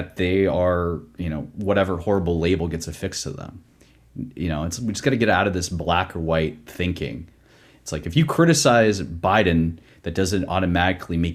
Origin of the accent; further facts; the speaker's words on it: Pittsburgh, Pennsylvania, United States; now in Atlanta, United States; growing up in my hometown of Pittsburgh, Pennsylvania